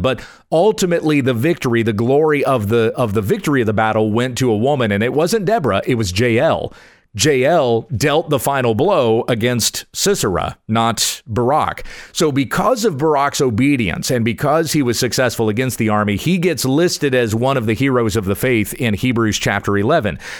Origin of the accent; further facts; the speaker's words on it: Kansas, United States; moved away as an adult; also born or lived in South Carolina / Junction City, Kansas / Lindale, Texas; I was born in South Carolina and in moving to Texas I feel like I'm returning to my roots. I've spent most of my life in Kansas, but still a Southern boy at heart.